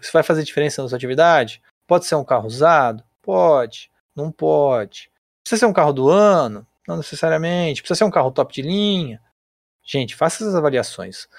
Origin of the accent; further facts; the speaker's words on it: Brazil; a gente, como brasileiro